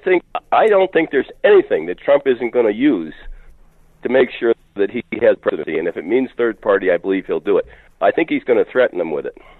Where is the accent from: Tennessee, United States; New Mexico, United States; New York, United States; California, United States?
New York, United States; I am a New Yorker